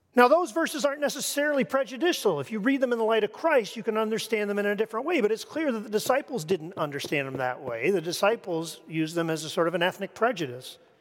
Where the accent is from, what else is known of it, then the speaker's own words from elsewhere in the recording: Canada; moved away; I come from Canada.